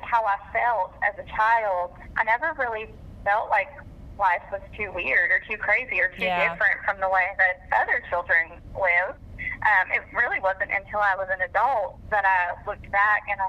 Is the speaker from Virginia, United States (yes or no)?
yes; Norfolk, Virginia, United States; I was born in Norfolk, Virginia